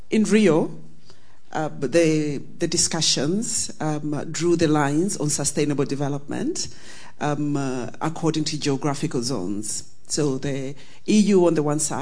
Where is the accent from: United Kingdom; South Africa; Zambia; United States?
Zambia; I'm from Zambia